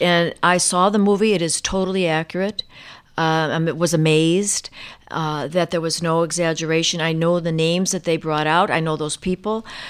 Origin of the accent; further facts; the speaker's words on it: Chicago, Illinois, United States; I hadn't even met an African-American in my growing up on the Chicago South side